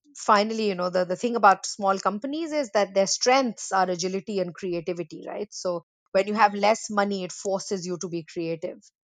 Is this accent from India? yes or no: yes; India; moved away; I'm from India originally